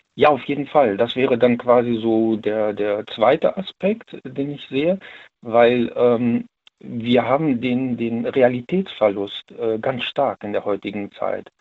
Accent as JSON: {"language": "German", "town": "Siegburg", "region": "North Rhine-Westphalia", "country": "Germany", "said": "ich komme ja aus NRW, ich komme ja aus Siegburg"}